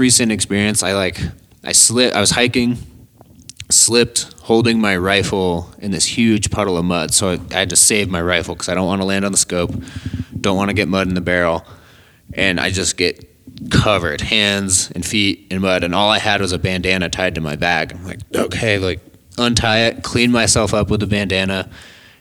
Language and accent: English; Colorado, United States; I grew up in Colorado